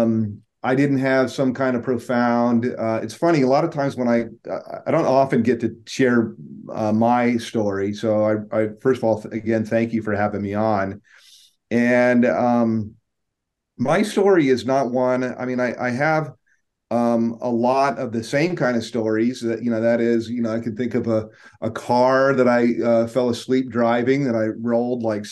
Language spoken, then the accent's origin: English; Tucson, Arizona, United States; I grew up in Tucson